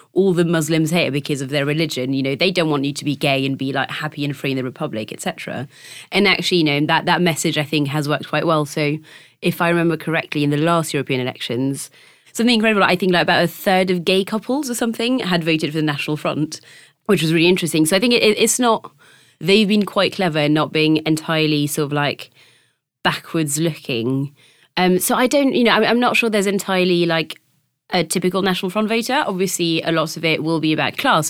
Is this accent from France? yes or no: yes; France; moved away; my hometown is not, um, which, which is, I, I think the easiest and quickest way to explain, uh, not is that it's basically the French Bristol